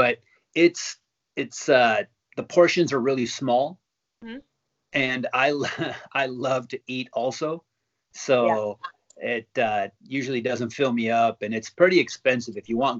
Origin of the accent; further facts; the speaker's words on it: Mexico; also born or lived in United States / California; now in Japan; I was born in Mexico